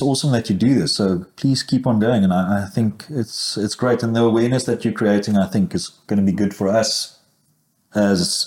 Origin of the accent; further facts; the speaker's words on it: South Africa; I was from Platteland